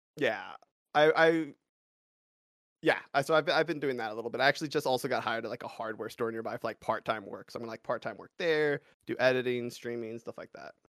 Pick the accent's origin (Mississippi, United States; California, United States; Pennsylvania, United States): California, United States; Los Angeles; moved away as an adult; now in Colorado, United States; I grew up in California in, like, the suburbs of Los Angeles for my entire life